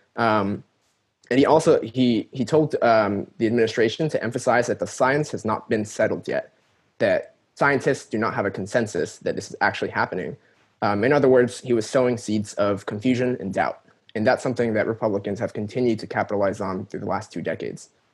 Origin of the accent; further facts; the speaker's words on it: California, United States; I was born and raised in California.